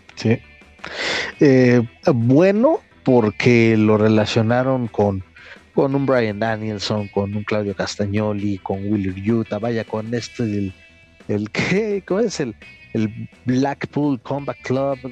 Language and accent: Spanish; Mexico; como mexicano